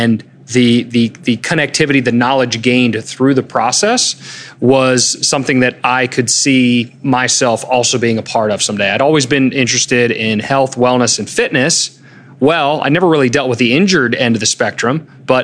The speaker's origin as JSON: {"language": "English", "town": "Germantown", "region": "Maryland", "country": "United States", "tie": "born or raised there", "said": "I grew up in Germantown"}